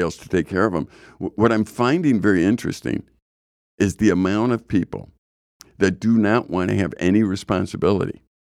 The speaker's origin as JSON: {"language": "English", "town": "Chicago", "region": "Illinois", "country": "United States", "tie": "born or raised there", "said": "when I grew up in Chicago"}